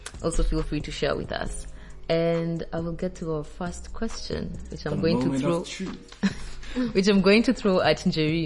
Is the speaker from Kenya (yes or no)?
yes; Kenya; now in Mauritius; I'm also from Kenya